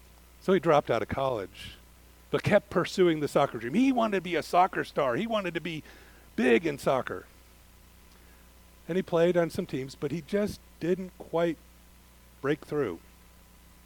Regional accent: Midwest, United States; moved away; growing up in the Midwest

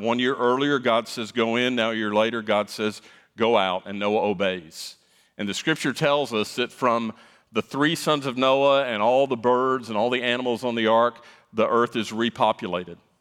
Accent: South Florida, United States; moved away; I grew up in South Florida

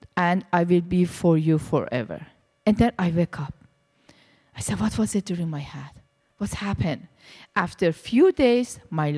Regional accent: Iran; English is a second language; moved away as an adult; also born or lived in India; now in Canada; I was born in Iran, and my background was Muslim, very strict Muslim. I was in Iran, and I was in the religious school for 12 years

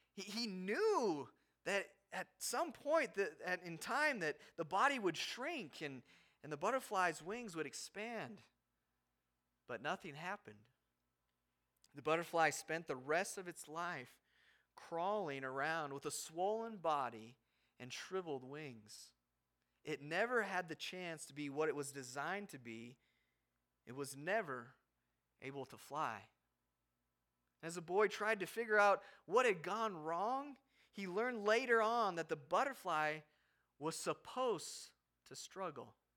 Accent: Havre, Montana, United States; moved away; we barely make it into Haver, my hometown, my, where my parents live

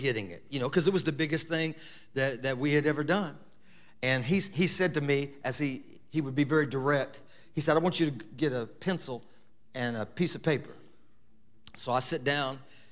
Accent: Lima, Ohio, United States; we have our Lima campus, which is my hometown

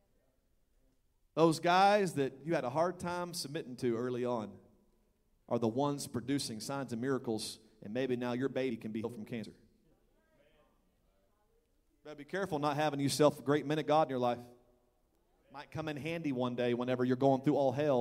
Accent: Texas, United States; I'm from Texas

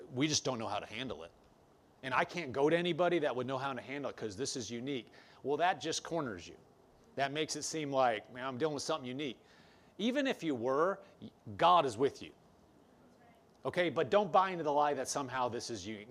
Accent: Omaha, Nebraska, United States; also born or lived in Lincoln, Nebraska; I was from Omaha, Nebraska. I was going to school in Lincoln, Nebraska.

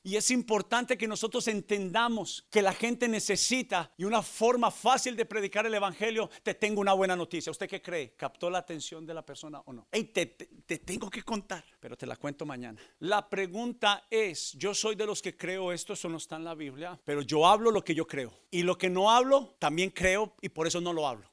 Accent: Colombia; En mi país, Colombia, las iglesias están creciendo

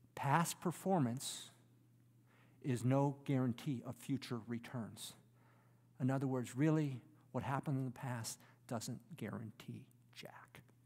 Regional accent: Detroit, Michigan, United States; As a kid, I grew up in the Detroit area

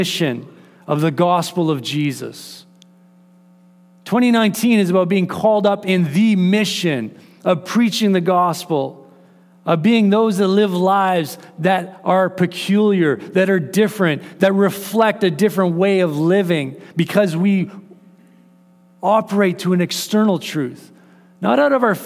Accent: Canada; as Canadians

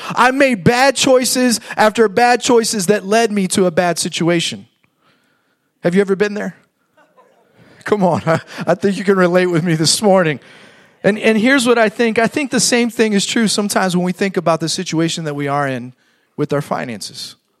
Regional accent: Fort Wayne, Indiana, United States; moved away as an adult; now in Fort Myers, United States; I grew up in Fort Wayne, Indiana

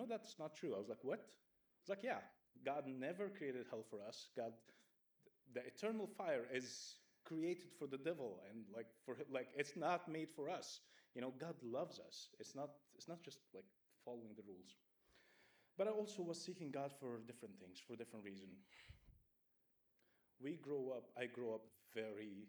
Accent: Egypt; moved away; I grew up in Egypt, and I grew up in a very strict church

